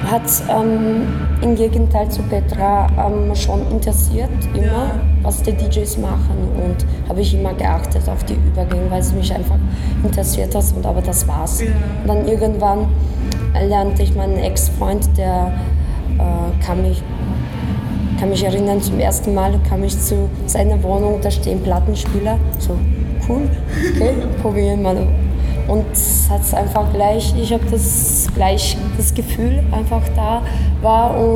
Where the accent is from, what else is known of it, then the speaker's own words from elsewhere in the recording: Poland; German is a second language; now in Vienna, Austria; Ich komme aus Polen ursprünglich und ähm, lebe in Wien seit fünf Jahren.